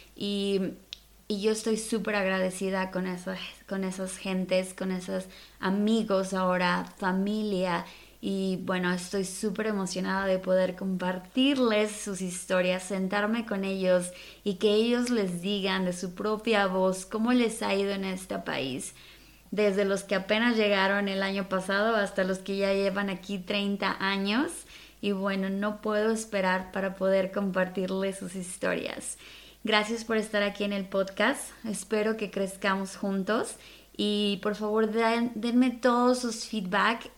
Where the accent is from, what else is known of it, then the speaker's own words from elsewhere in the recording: Mexico City, Mexico; moved away; soy originaria de la Ciudad de México, en aquel entonces lo decían en el Distrito Federal.